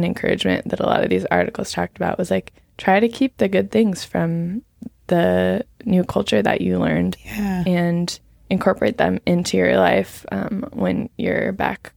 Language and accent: English; United States; now in Nepal